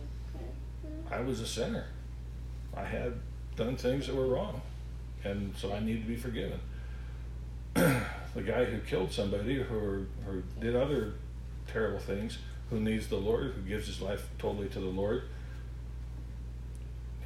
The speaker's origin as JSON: {"language": "English", "region": "Alaska", "country": "United States", "tie": "born or raised there", "said": "so I grew up in Alaska"}